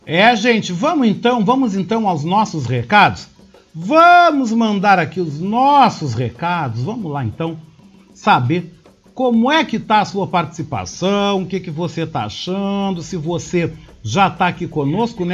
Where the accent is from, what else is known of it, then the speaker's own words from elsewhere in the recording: Brazil; now in Porto Alegre, Brazil; como cidadãos e como brasileiros